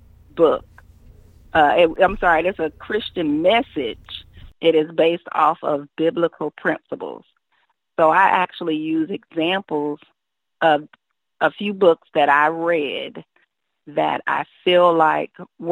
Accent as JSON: {"language": "English", "town": "Columbia", "region": "South Carolina", "country": "United States", "tie": "born or raised there", "also_born_or_lived": "Savannah, Georgia", "said": "I was born in Savannah, Georgia, but shortly after that, we all moved to Columbia, South Carolina, and that is where I was raised, and that is where I currently reside"}